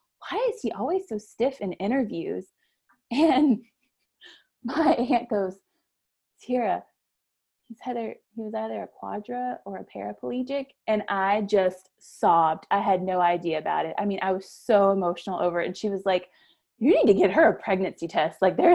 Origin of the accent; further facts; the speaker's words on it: Florida, United States; now in Kentucky, United States; I am from Florida.